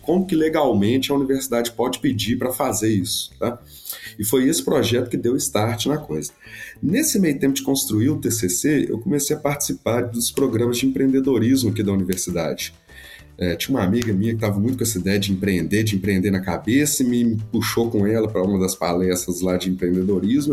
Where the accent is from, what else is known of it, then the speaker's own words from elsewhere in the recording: Belo Horizonte, Minas Gerais, Brazil; eu sou de Belo Horizonte, Minas Gerais